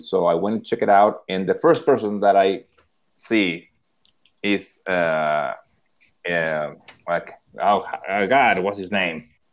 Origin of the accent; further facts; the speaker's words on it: Monterrey, Nuevo León, Mexico; moved away as an adult; also born or lived in Sarasota, Florida / Austin, Texas; I'm from Monterrey, Monterrey, Mexico.